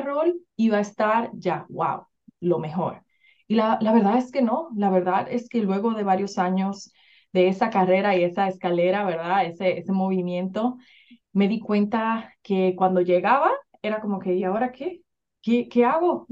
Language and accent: Spanish; Dominican Republic; moved away as an adult; now in United States; Soy originalmente de República Dominicana, que es una isla en el Caribe, pero siento que cada vez que digo que soy de República Dominicana, todo el mundo piensa que la playa y que, ¿verdad? Y que el super ambiente, pero la verdad es que no, mi, mi niñez fue una niñez bien, bien difícil y actually crecí allá